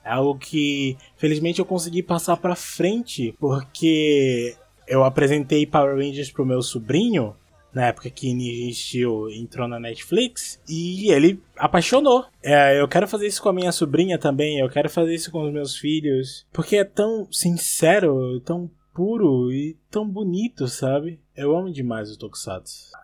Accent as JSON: {"language": "Portuguese", "town": "Recife", "region": "Pernambuco", "country": "Brazil", "moved": "yes", "lives_now": "Portugal", "said": "sou de Recife, Pernambuco, mas atualmente moro em Portugal"}